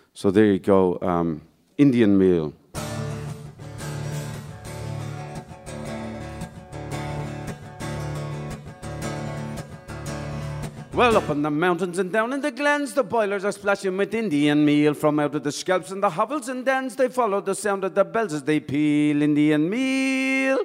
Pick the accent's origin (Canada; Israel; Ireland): Ireland; I'm here from Ireland